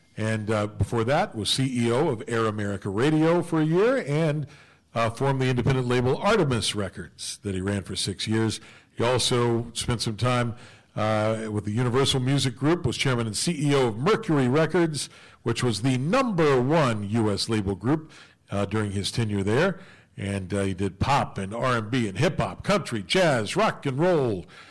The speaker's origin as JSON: {"language": "English", "region": "West Virginia", "country": "United States", "tie": "born or raised there", "said": "back in my home state of West Virginia"}